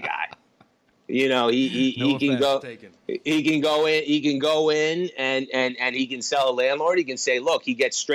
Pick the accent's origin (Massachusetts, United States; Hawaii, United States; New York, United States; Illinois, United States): New York, United States; I'm from New York, so I, you know, I grew up in one of the buildings Millennium built